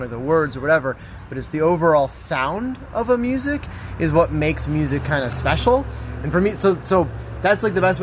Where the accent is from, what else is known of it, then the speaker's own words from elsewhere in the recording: Ontario, Canada; moved away as an adult; also born or lived in Michigan; now in St. Louis, United States; I grew up in Ontario.